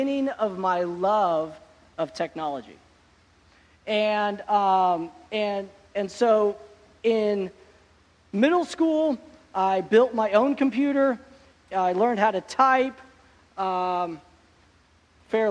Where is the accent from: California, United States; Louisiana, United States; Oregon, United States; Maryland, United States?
Oregon, United States; I grew up in Oregon